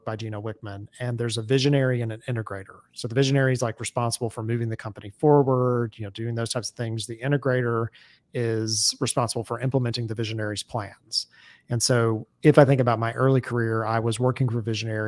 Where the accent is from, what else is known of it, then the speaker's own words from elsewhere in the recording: Atlanta, Georgia, United States; I'm from Atlanta